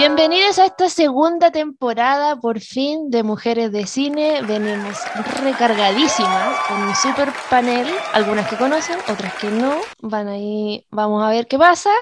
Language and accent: Spanish; Iquique, Tarapacá, Chile; moved away; desde Iquique, mi tierra natal